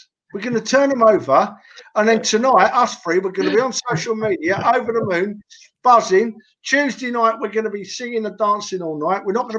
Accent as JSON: {"language": "English", "region": "London", "country": "United Kingdom", "tie": "born or raised there", "said": "I was born and raised in Tottenham. We all know that. I went to school in Tottenham."}